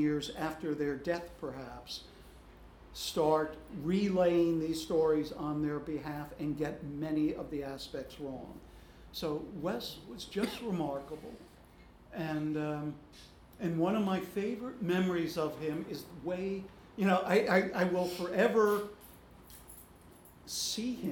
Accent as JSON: {"language": "English", "town": "Los Angeles", "region": "California", "country": "United States", "tie": "born or raised there", "moved": "yes", "said": "as a child growing up in Los Angeles"}